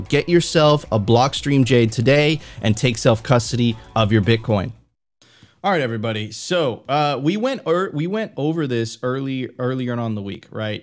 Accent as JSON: {"language": "English", "country": "United States", "said": "being an American"}